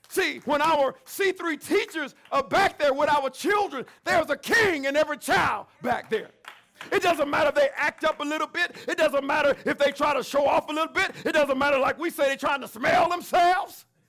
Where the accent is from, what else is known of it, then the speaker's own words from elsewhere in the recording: the South, United States; I'm from the South.